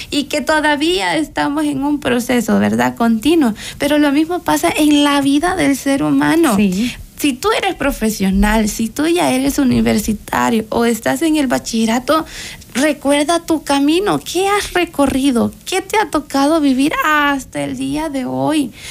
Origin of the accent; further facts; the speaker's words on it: El Salvador; salvadoreñas de corazón, salvadoreñas 100%.